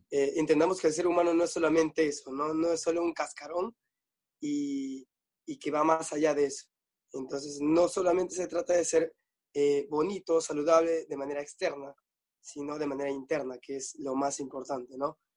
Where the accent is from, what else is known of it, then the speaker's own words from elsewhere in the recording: Pucallpa, Ucayali, Peru; now in Lima, Peru; Ah, Pucallpa, que es este, la parte selva de, digamos, Perú.